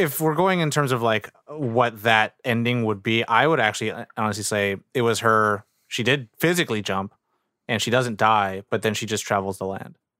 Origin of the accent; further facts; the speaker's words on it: United States; as an American viewer, as a Asian dude